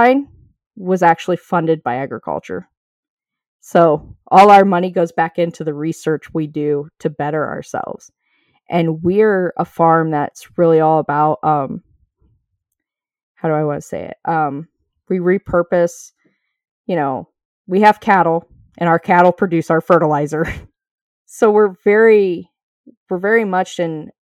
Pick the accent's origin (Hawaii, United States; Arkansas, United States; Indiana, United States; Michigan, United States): Indiana, United States; now in Ohio, United States; I didn't grow up in Ohio. I live in Ohio and I came from Indiana